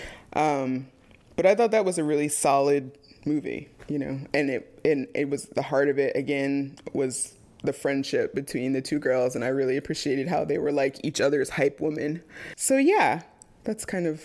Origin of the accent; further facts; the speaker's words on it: Dayton, Ohio, United States; We grew up in Dayton, Ohio, not Sandusky